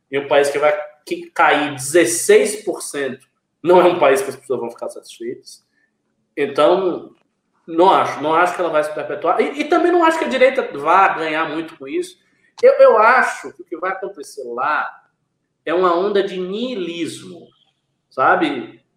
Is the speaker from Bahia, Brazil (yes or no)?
yes; Bahia, Brazil; moved away; depois de uns quatro anos eu saí daqui e voltar para minha terra